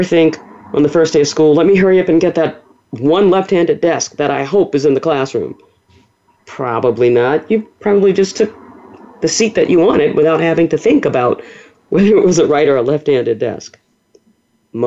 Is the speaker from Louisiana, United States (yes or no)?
yes; New Orleans, Louisiana, United States; I was born and raised in the Deep South. I'm a native of New Orleans